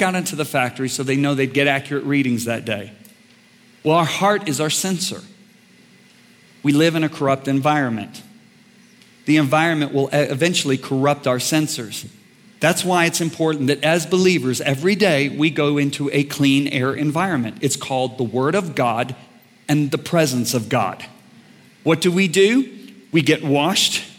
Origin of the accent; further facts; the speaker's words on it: White Lake, Michigan, United States; I grew up on White Lake, Michigan